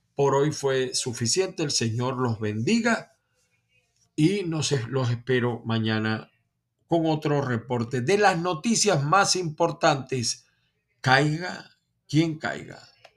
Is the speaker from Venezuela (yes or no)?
yes; Venezuela